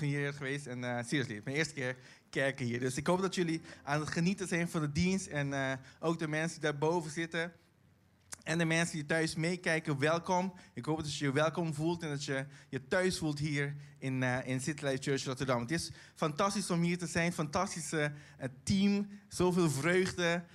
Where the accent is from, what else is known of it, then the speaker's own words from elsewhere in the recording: Caribbean Netherlands; accent: Caribbean Dutch; Dutch is a second language; now in The Hague, Netherlands; ik kom uit Bonaire